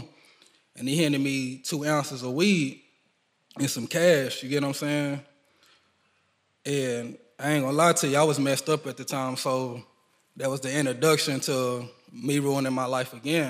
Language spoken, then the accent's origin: English; United States; I grew up in Mechanicsville and Ridgebrook